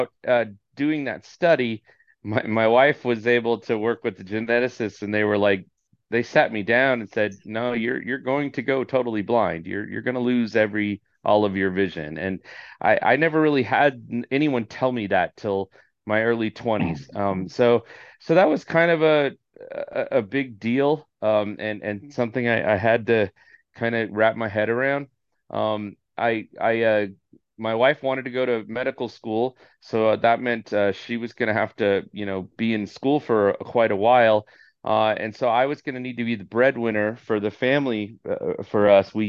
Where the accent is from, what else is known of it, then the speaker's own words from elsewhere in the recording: Orange County, California, United States; born and raised in Orange County, California